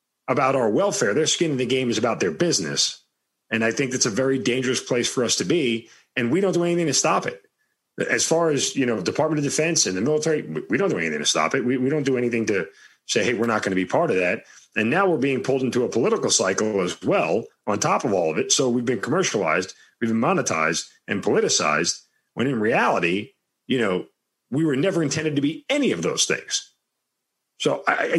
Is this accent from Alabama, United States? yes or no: no; Long Island, New York, United States; I'm from Long Island, and that's where I grew up.